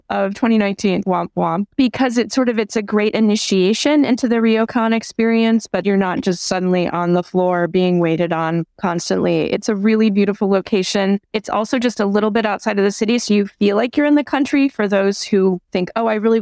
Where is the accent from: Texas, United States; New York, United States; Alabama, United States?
New York, United States; as a New Yorker